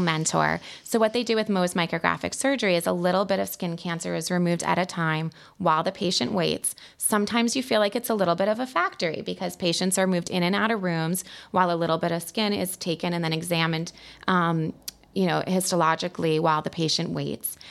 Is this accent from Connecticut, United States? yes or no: yes; Fairfield County, Connecticut, United States; also born or lived in Pennsylvania; I grew up in Fairfield County, so I've been here for a long time